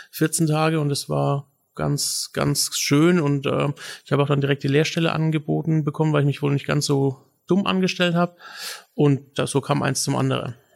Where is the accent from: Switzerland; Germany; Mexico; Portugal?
Germany; Würzburg, Bavaria; moved away as an adult; also born or lived in Berlin / Stockholm; now in Nuremberg, Germany; ich komme aus Würzburg.